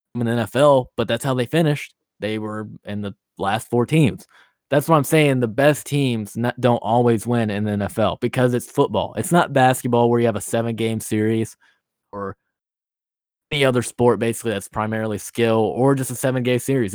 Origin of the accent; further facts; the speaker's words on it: Nashville, Tennessee, United States; I'm from Nashville.